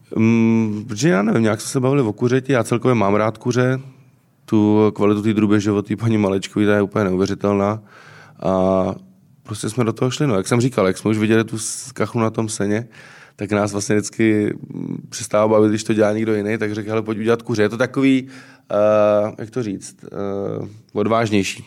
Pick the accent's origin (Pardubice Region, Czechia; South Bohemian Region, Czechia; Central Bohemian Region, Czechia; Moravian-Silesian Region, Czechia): South Bohemian Region, Czechia; Třeboň; moved away as an adult; now in Prague, Czechia; jak jsem z Třeboně